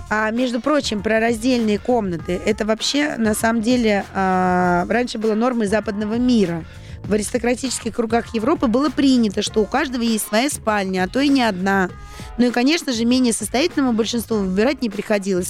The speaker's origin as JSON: {"language": "Russian", "region": "Saint Petersburg", "country": "Russia", "tie": "born or raised there", "moved": "yes", "said": "в моем родном городе Санкт-Петербурге"}